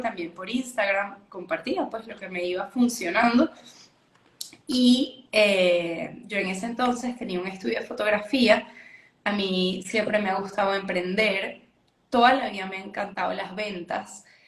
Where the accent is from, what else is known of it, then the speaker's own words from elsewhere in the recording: Venezuela; yo soy de Venezuela, vivo en Venezuela